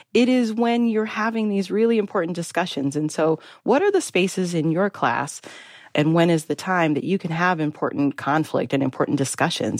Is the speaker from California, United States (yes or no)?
no; Las Vegas, Nevada, United States; moved away; also born or lived in Minnesota; I grew up in Las Vegas